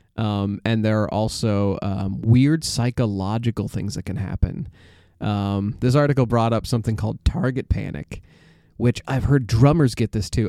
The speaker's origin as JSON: {"language": "English", "country": "United States", "said": "as an American"}